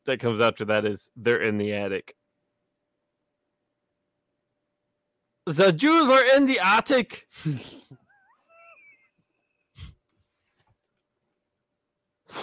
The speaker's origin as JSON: {"language": "English", "region": "the South", "country": "United States", "said": "I'm from the South."}